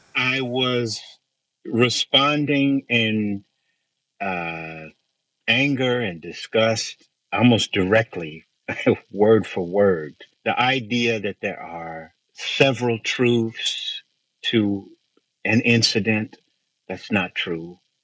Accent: Bakersfield, California, United States; I grew up in Central California and Bakersfield, California

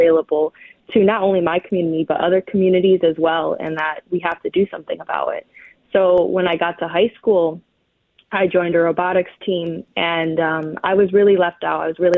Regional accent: Michigan, United States; I'm Ojibwe from the Sioux Tribe, which is in the Upper Peninsula of Michigan. Mm-hmm. I kind of grew up all over the place.

